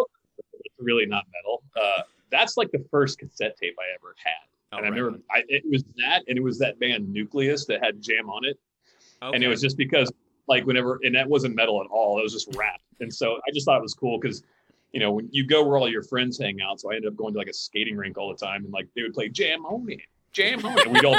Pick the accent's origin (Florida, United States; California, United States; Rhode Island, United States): Florida, United States; Pensacola; now in Los Angeles, United States; I didn't grow up in Los Angeles. I grew up in Pensacola, Florida